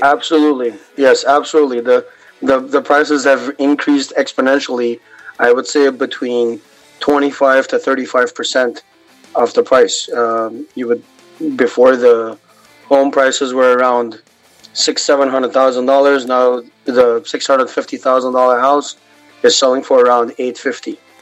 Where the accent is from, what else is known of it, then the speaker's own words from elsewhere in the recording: Kuwait; now in Los Angeles, United States; I am from Kuwait, my parents are Lebanese Armenian